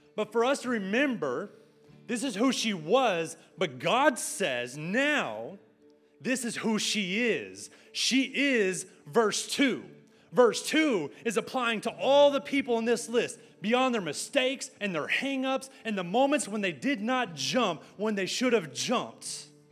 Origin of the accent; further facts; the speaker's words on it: San Angelo, Texas, United States; moved away as an adult; now in Arlington, United States; … speaking Spanish in my hometown at my restaurant